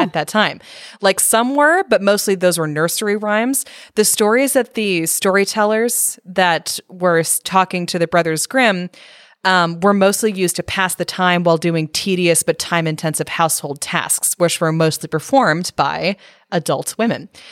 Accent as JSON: {"language": "English", "region": "Northern California", "country": "United States", "tie": "born or raised there", "said": "growing up in Northern California"}